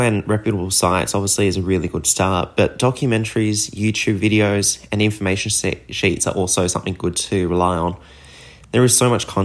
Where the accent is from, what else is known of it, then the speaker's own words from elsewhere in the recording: Sydney, New South Wales, Australia; I am 23 from Sydney, Australia